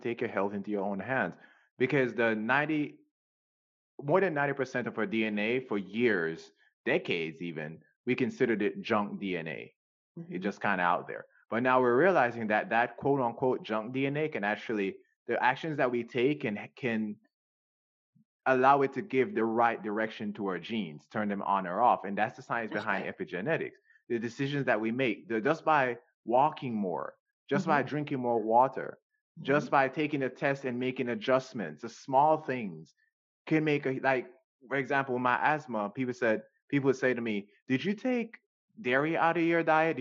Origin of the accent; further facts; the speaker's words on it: Jamaica; moved away; I grew up in Jamaica